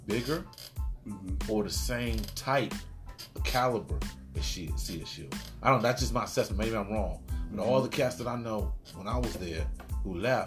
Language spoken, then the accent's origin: English; Newark, Ohio, United States; now in California, United States; I'm from Newark, Ohio, not New Jersey